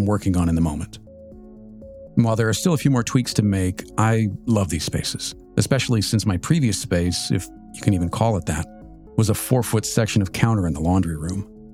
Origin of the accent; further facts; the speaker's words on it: Southern California, United States; now in Washington, D.C. area, United States; I grew up in Southern California